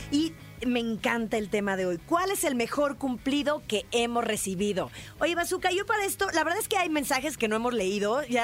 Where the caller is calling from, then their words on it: Monterrey, Nuevo León, Mexico; de Monterrey.